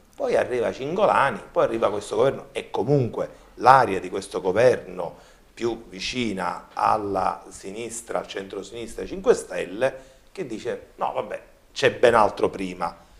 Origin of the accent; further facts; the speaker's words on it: Palermo, Sicily, Italy; da palermitano